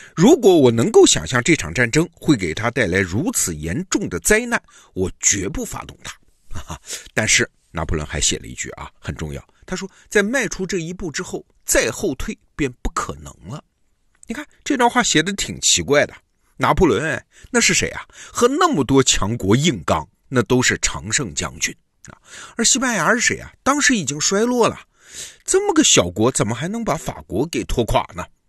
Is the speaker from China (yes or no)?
yes; China; 这我们中国人对这一套很熟悉啊。